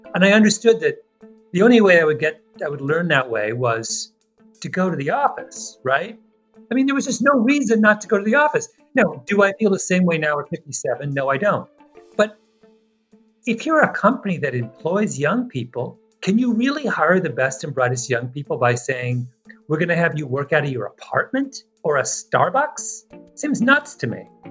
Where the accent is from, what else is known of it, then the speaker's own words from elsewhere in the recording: Canada; I am very Canadian